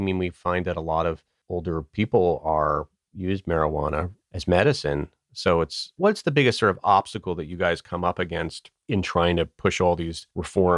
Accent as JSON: {"language": "English", "region": "New York", "country": "United States", "said": "I'm from New York, but my father's from New Jersey."}